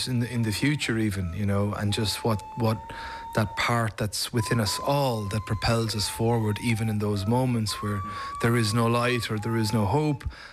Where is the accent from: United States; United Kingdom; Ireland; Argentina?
Ireland; an Irish actor, as an Irish artist